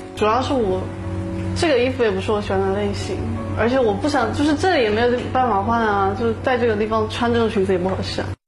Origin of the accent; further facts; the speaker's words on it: Chongqing, China; 我来自重庆